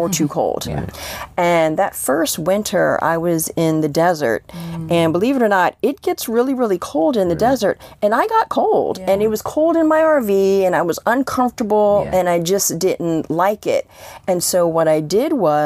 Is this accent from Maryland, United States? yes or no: yes; Columbia, Maryland, United States; also born or lived in Washington, D.C.; I grew up in Columbia, Maryland